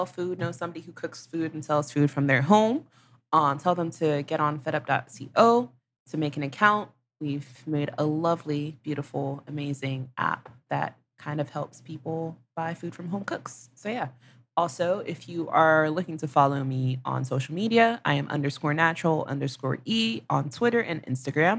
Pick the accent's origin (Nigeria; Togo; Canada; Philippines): Nigeria; I'm Nigerian